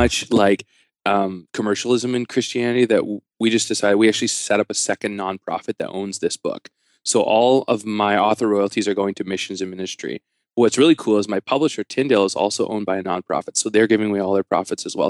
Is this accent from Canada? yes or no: yes; Canada; I'm a Canadian